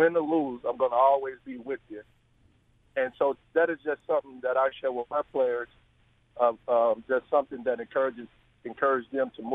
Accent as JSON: {"language": "English", "town": "Chicago", "region": "Illinois", "country": "United States", "said": "I'm from Chicago, the west side of Chicago"}